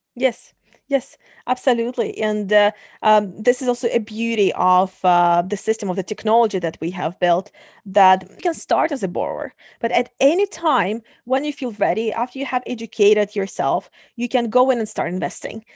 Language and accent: English; Kazakhstan; moved away; Originally, I come from Kazakhstan.